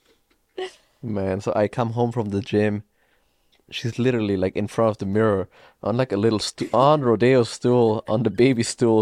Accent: Austria; moved away; I am from Austria

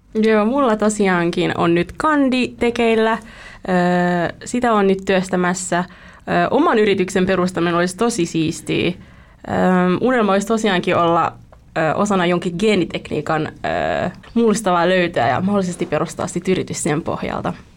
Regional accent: Vietnam; now in Espoo, Finland; olen vietnamilainen

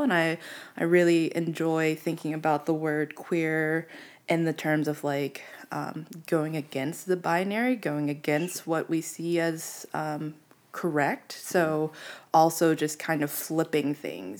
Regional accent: Pittsburgh, Pennsylvania, United States; now in Phoenix, United States; I'm from Pittsburgh

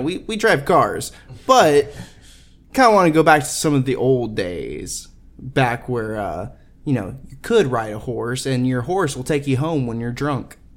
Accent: Texas, United States; I grew up in Texas

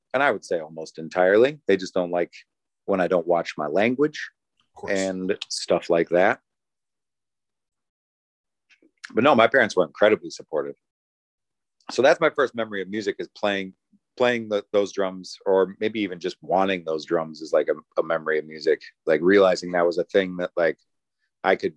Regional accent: Northern Wisconsin, United States; also born or lived in Madison, Wisconsin; I am from Northern Wisconsin.

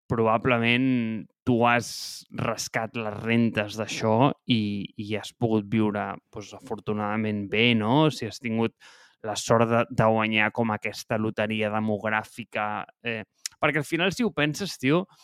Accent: Barcelona, Catalonia, Spain; born there; doncs he nascut a Barcelona en un bon moment.

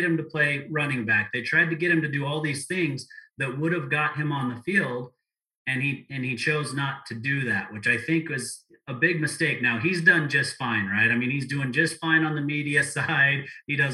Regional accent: Provo, Utah, United States; I grew up in Provo, Utah.

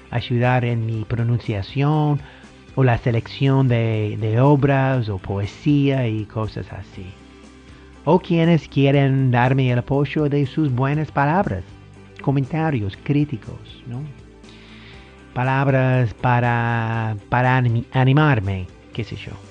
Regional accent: United States; Spanish is a second language; soy el gringo del podcast, pero bueno, sí estoy aprendiendo el español.

